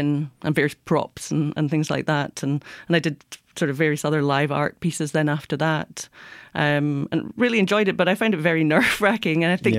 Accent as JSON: {"language": "English", "town": "Glasgow", "region": "Scotland", "country": "United Kingdom", "accent": "Scottish", "said": "I'm originally from Glasgow in Scotland."}